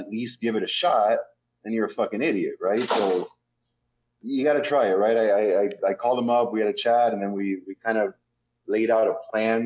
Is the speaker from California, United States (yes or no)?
no; Miami, Florida, United States; I was born and raised in Miami